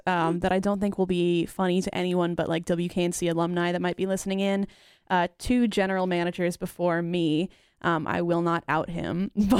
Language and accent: English; Charlotte, North Carolina, United States; also born or lived in Canada; I spent my formative years growing up in Charlotte